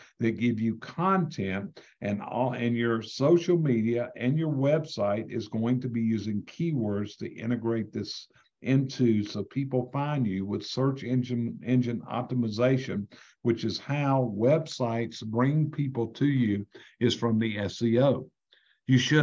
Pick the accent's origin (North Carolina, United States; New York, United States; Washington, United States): North Carolina, United States; I'm from North Carolina